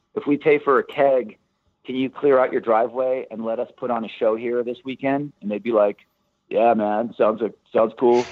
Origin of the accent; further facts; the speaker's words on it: Santa Barbara, California, United States; moved away as an adult; also born or lived in Los Angeles; we grew up in Santa Barbara